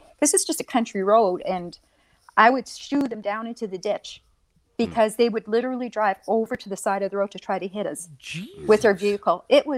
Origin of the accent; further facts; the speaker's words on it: Rexton, New Brunswick, Canada; I was born in Rexton, New Brunswick, in Canada. And I was born to a Native woman and an unknown father.